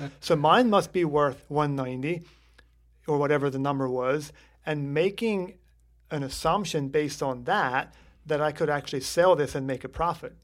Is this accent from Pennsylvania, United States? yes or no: yes; Lancaster County, Pennsylvania, United States; we grew up here in Lancaster County